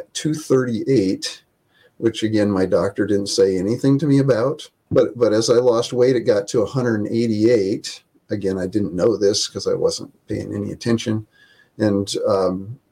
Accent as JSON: {"language": "English", "town": "Independence", "region": "Iowa", "country": "United States", "tie": "born or raised there", "also_born_or_lived": "northern Minnesota / California", "moved": "as an adult", "said": "Northeast Iowa, Independence, Iowa, little town of 5,000"}